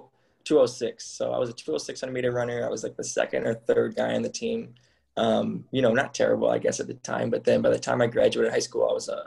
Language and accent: English; Michigan, United States; moved away as an adult; I grew up in Michigan